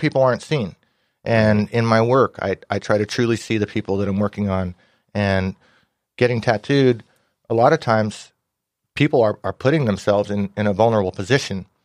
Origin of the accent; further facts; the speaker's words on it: Ventura County, California, United States; I grew up in Ventura County.